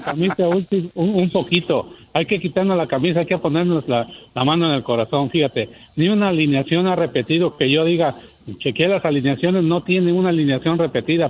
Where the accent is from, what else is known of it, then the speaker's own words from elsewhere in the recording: Jalisco, Mexico; soy de Jalisco